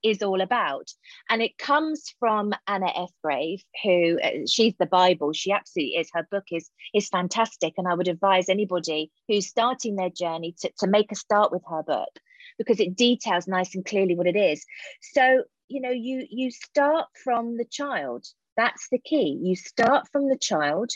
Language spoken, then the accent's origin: English; Hayling Island, South East England, United Kingdom; It was such a fantastic place to grow up